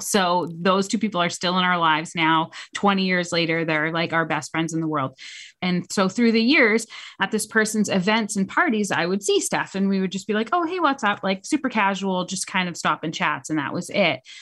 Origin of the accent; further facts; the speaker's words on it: New Hampshire, United States; moved away as an adult; now in Charlotte, United States; I am a native New Englander. I'm from New Hampshire.